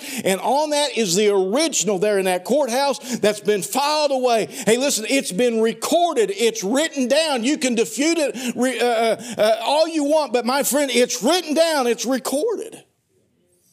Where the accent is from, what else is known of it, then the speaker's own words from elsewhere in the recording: Poplar Bluff, Missouri, United States; I was born on March the 31st, 1960, at the doctor's hospital in Poplar Bluff, Butler County, Missouri.